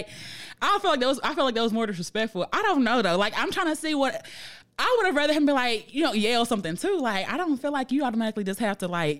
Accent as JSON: {"language": "English", "town": "Philadelphia", "region": "Pennsylvania", "country": "United States", "tie": "born or raised there", "said": "I'm still from Philly, West Philadelphia, born and raised. on the playground."}